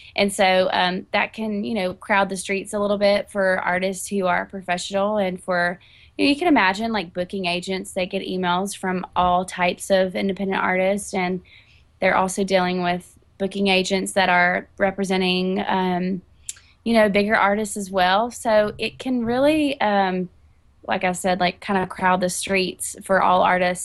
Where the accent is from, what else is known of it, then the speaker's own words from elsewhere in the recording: Catawba, North Carolina, United States; moved away as an adult; now in Nashville, United States; I'm from North Carolina. I grew up in a teeny tiny town called Catawba, and I've been in Nashville for a little over 10 years